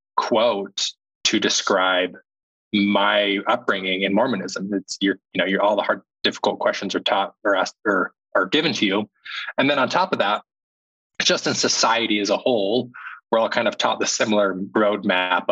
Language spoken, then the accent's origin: English; Utah, United States; growing up, I grew up in Utah.